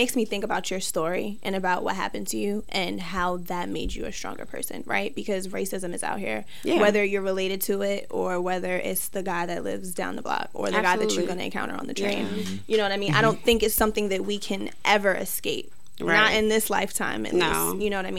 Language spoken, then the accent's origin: English; Jamaica; you came from Ireland and I'm from Jamaica